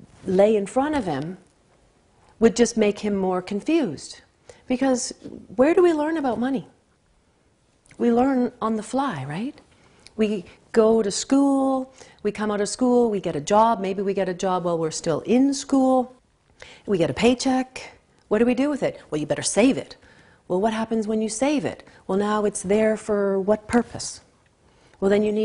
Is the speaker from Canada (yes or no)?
yes; Canada; I'm a Canadian